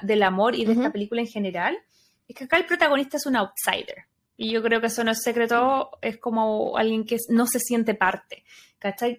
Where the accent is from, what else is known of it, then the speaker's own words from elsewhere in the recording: Chile; moved away as an adult; soy más chilena que los porotos